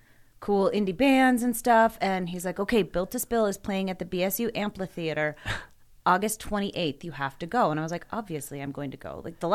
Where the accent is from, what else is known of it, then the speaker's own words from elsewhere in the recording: Boise, Idaho, United States; I grew up in Boise.